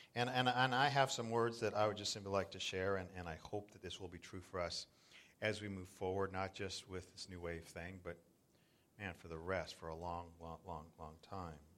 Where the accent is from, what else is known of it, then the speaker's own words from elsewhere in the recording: Southern California, United States; moved away as an adult; also born or lived in South Florida; now in Northern California, United States; I grew up in Southern California and we used to body surf um, Laguna and, and Newport